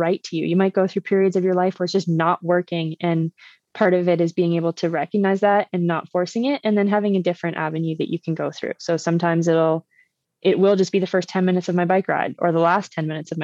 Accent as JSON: {"language": "English", "town": "Uxbridge", "region": "Ontario", "country": "Canada", "tie": "born or raised there", "said": "where I grew up in Uxbridge, my parents' house is 7 kilometers from like the biggest trailhead north of Toronto."}